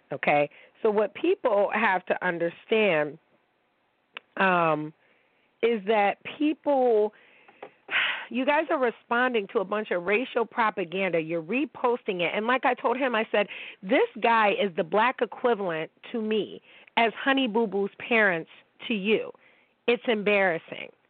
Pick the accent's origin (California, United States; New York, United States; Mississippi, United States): New York, United States; Niagara Falls; I'm from Niagara Falls, but my mom is this and my dad is black.